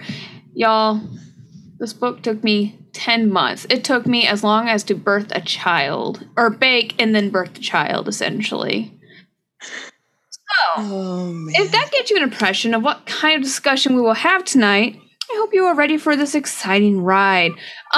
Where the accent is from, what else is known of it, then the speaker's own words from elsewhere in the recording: United States; I'm quite American